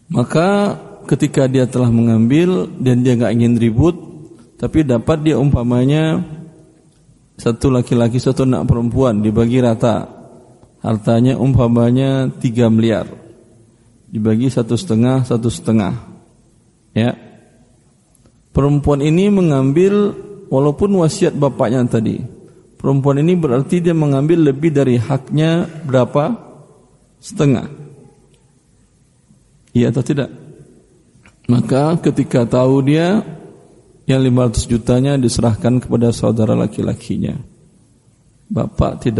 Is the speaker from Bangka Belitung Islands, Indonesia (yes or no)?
no; West Sumatra, Indonesia; Saya alhamdulillah orang Minang juga. Ibu saya sukunya Tanjung, bapak saya sukunya Koto.